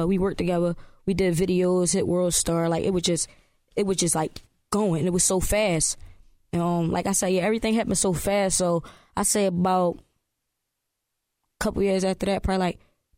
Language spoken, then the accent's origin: English; Philadelphia, Pennsylvania, United States; I came up young in my city, man. I'm from Philly